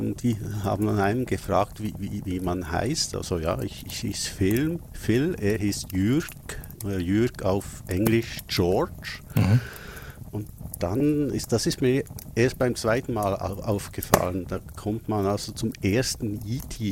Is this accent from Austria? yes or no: no; Switzerland; als Schweizer muss ich das ja schon fragen